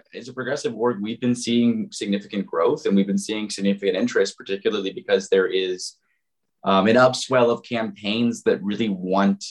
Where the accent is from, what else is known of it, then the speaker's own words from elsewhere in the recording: Indiana, United States; my home state of Indiana